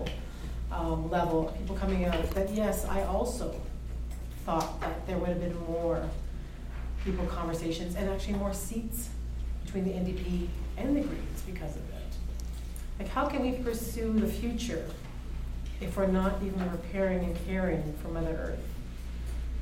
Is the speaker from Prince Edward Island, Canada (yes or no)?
no; Sault Ste. Marie, Ontario, Canada; My hometown of Sault Ste. Marie